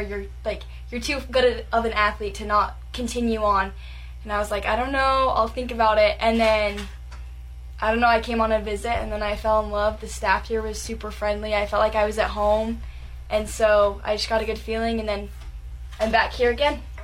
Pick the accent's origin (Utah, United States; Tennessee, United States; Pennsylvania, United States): Utah, United States; moved away as an adult; now in Wyoming, United States; I'm from Utah